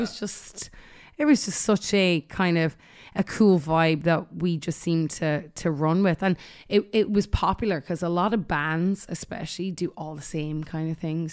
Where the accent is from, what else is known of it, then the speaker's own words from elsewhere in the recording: Ireland; moved away; growing up in Ireland